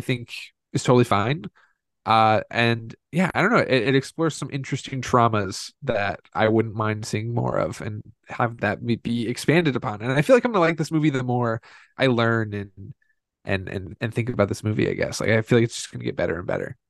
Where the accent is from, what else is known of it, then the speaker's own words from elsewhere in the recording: Indiana, United States; growing up in Indiana